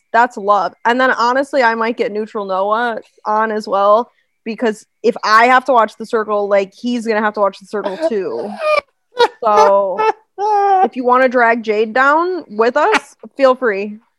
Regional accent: Michigan, United States; I grew up in Michigan, which is basically Canada

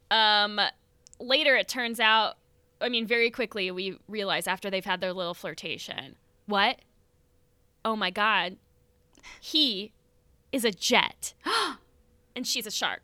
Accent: Florida, United States; we are from Florida

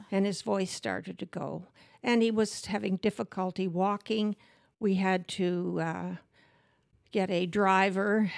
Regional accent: Manitoba, Canada; I grew up in Surrus, Manitoba

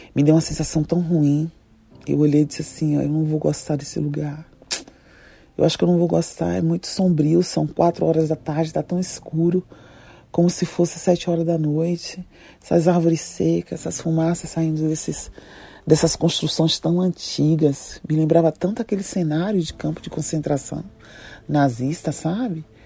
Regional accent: Salvador, Bahia, Brazil; moved away as an adult; also born or lived in London; Eu estava a 14 horas de voos de distância da minha terra, Salvador, para Londres

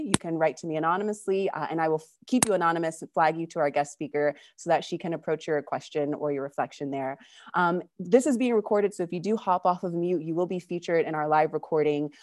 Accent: California, United States; moved away as an adult; now in Argentina; I'm originally from California, but I've been living in Argentina since two thousand twelve

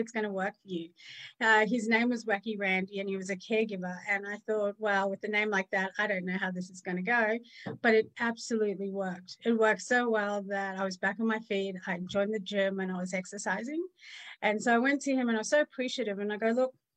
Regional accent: South Africa; moved away; also born or lived in Australia; I was born in apartheid South Africa. So my mom was very fair and my dad was colored. And we lived in a legalized racist system

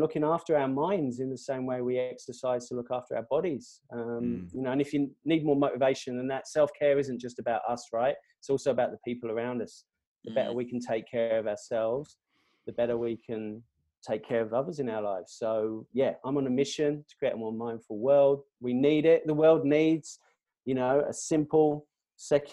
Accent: England, United Kingdom; now in Australia; I'm an Englishman.

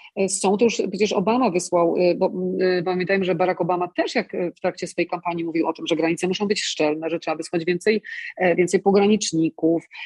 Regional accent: Poland; now in United States; ja jestem z Polski

